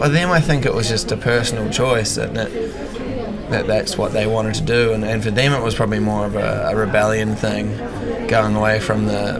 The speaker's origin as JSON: {"language": "English", "town": "Wanaka", "region": "Otago", "country": "New Zealand", "tie": "born or raised there", "said": "Oh, it was an amazing childhood. My parents are big like mountain people, like adventure people, so."}